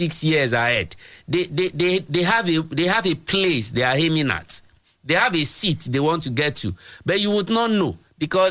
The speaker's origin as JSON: {"language": "English", "area": "Egba", "region": "Ogun State", "country": "Nigeria", "said": "Is an Egba man because I'm from Egba"}